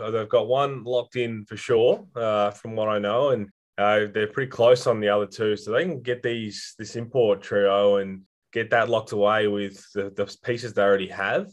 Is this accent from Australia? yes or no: yes; Echunga, South Australia, Australia; also born or lived in Adelaide / Hahndorf; I grew up in Echunga, which is further on than that.